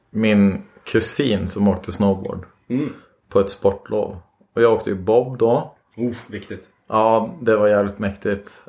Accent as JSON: {"language": "Swedish", "town": "Borlänge", "region": "Dalarna County", "country": "Sweden", "tie": "born there", "said": "Jag, kommer, jag är född i Borlänge."}